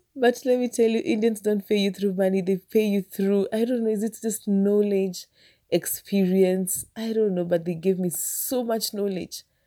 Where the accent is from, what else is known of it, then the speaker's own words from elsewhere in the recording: Kenya; I know my people. I'm a Kenyan